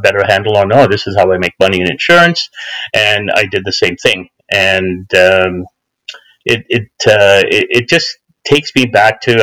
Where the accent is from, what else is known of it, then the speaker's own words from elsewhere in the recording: Canada; as an Ismaili Muslim, as a Canadian and a follower of the Aga Khan